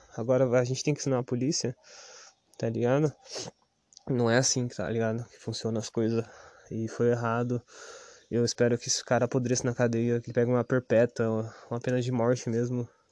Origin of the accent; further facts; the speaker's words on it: Ubatuba, São Paulo, Brazil; sou do Estufa 2, pô, o Estufa 2, quando eu era moleque, era pior do que Piranguinha